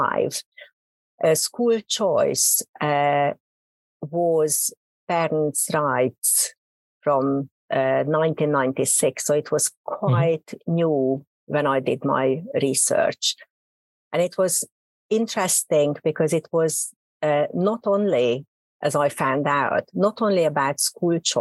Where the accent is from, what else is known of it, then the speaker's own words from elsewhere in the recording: Hungary; accent: Hungarian; English is a second language; moved away as an adult; also born or lived in Oxford / Warwick; now in United Kingdom; Probably you can hear from my accent. I'm a native Hungarian.